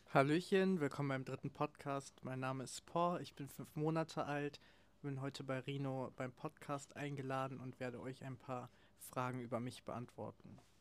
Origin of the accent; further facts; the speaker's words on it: Cologne area, North Rhine-Westphalia, Germany; ich bin im Raum Köln aufgewachsen